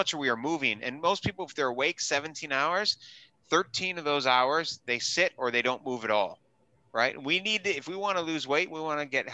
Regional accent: Wisconsin, United States; also born or lived in New York City / Southern California; now in Orange County, United States; I grew up in Wisconsin

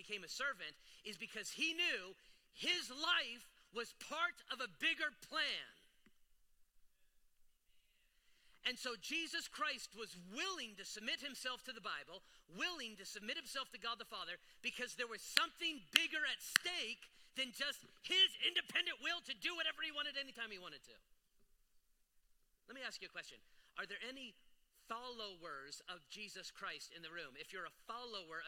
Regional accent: United States; I love being an American

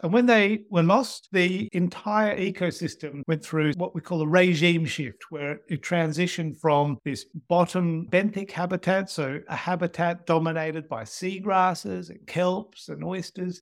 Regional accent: Australia; Growing up in Australia

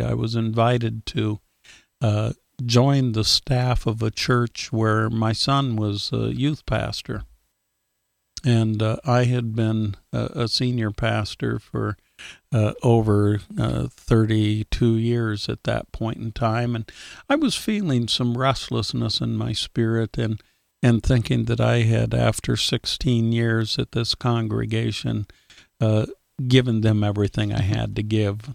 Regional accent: Iowa, United States; as a little kid growing up in Iowa

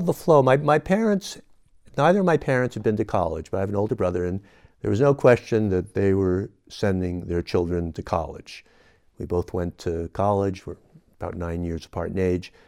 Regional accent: San Francisco, California, United States; moved away as an adult; now in Nevada County, United States; I was born and raised in San Francisco

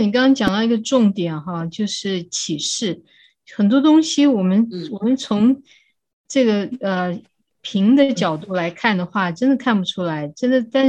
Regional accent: China; 对，我觉得我们中国人真的对，呃，对心理的。的需求，心理的亲密关系真的是需要很多帮助的哈。

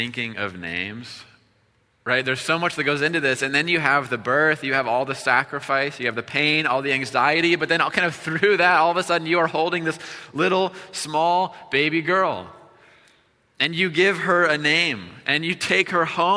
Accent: Iowa, United States; moved away; We're from Iowa

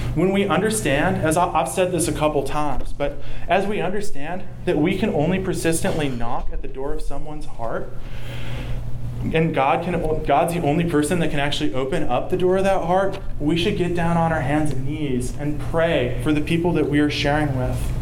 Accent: the South, United States; accent: southern; my southern accent

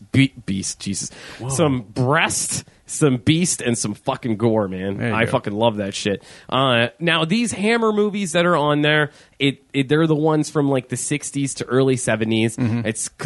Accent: Erie, Pennsylvania, United States; I highly doubt Mill Creek Entertainment is from my hometown.

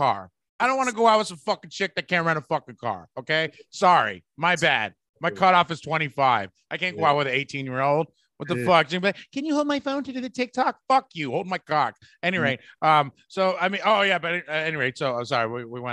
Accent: the Bay Area, California, United States; I'm from the Bay

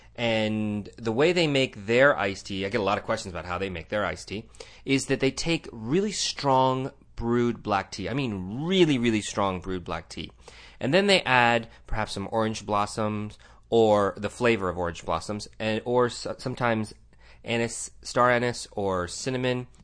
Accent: Tucson, Arizona, United States; sitting here in my hometown of Tucson, Arizona

